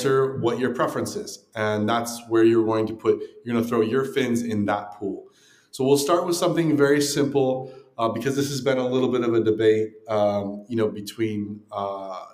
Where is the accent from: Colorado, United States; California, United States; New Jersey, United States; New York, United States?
California, United States; Southern; moved away; also born or lived in Texas; I grew up in Southern California.